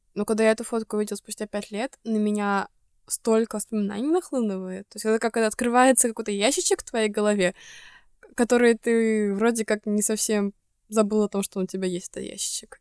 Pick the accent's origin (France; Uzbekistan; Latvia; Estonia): Estonia; moved away; из Эстонии